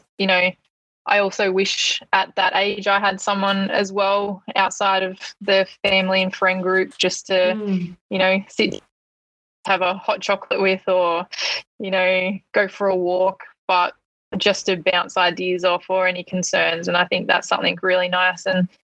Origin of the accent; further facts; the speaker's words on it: Hamilton, Victoria, Australia; moved away; back in my hometown, Hamilton